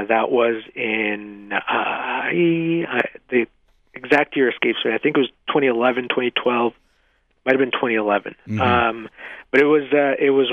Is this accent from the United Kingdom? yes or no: no; Mexico; now in United States; I was born in Mexico